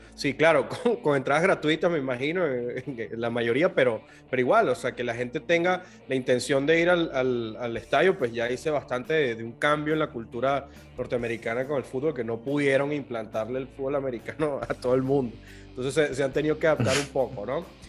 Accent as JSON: {"language": "Spanish", "country": "Venezuela", "accent": "Venezuelan", "said": "Yo soy venezolano, para los que no se han dado cuenta todavía por el acento."}